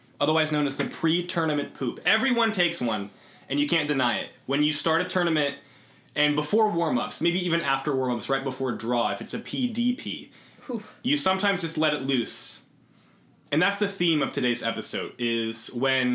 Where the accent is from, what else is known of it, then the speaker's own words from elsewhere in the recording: Iowa, United States; moved away as an adult; I'm from Iowa